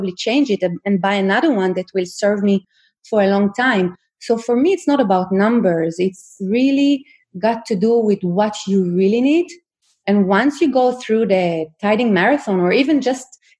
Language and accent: English; Israel; now in Sweden; I'm from Israel